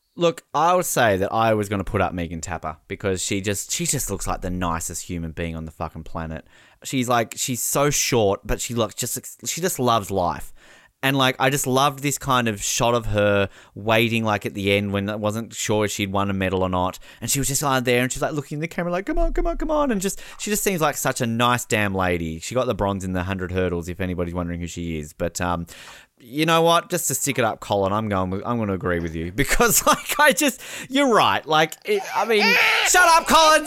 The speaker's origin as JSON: {"language": "English", "country": "Australia", "said": "I was upset as an Australian"}